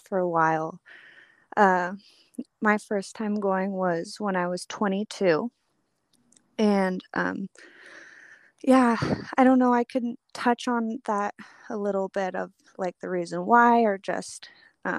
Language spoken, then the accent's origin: English; California, United States; I grew up in California. I'm through and through